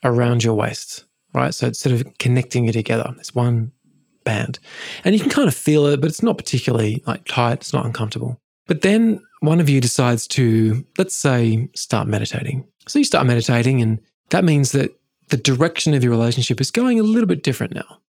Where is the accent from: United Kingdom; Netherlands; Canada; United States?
United Kingdom; England; I grew up in England